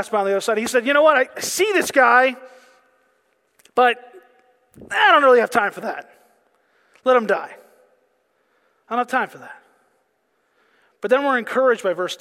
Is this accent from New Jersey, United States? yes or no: no; Pennsylvania, United States; I'm from Pennsylvania